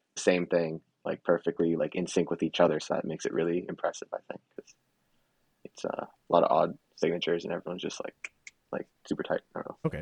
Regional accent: Canada; I was born in Canada

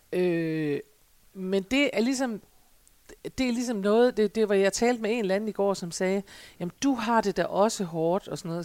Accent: Denmark; vi jo som danskere

